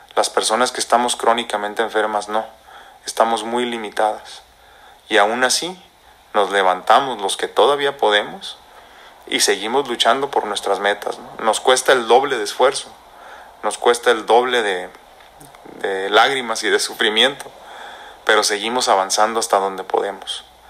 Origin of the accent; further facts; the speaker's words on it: Mexico; nosotros como mexicanos, como hispanos, como latinos